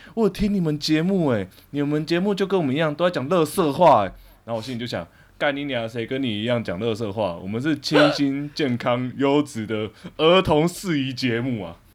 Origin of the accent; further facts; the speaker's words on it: Hualien, Hualien County, Taiwan; 因为我是花莲人